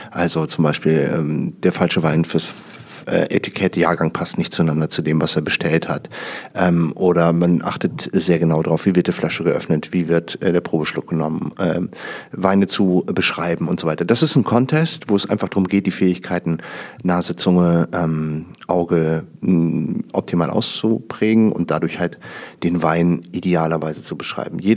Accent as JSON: {"language": "German", "region": "North Rhine-Westphalia", "country": "Germany", "moved": "yes", "said": "ich komme aus dem Rheinland ursprünglich, also rund um Düsseldorf, Niederrhein."}